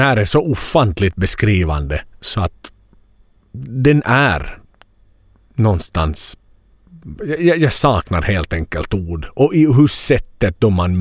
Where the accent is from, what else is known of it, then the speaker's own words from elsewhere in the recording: Finland; hemma i Finland